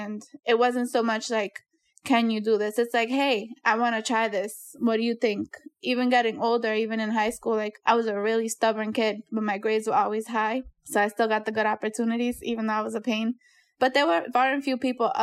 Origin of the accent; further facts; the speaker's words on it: Worcester, Massachusetts, United States; I was a Boys and Girls Club kid, born and raised in Worcester